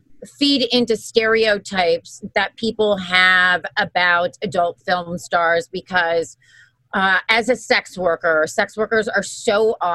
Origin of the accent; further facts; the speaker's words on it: Wisconsin, United States; also born or lived in New York; I'm originally from Wisconsin.